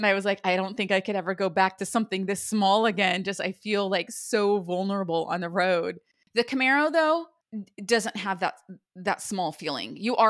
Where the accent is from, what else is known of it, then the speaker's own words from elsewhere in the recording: Ojai, California, United States; Like living in Ojai and growing up, it used to rain every winter and it would snow.